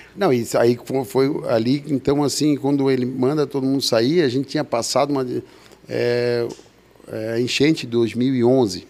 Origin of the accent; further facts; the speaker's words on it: Indaial, Santa Catarina, Brazil; also born or lived in Blumenau; eu, nasci em Blumenau, porque tem uma história antiga que em Blumenau era a maior, em Dayal era a maior taxa de mortalidade infantil na década ah, de 70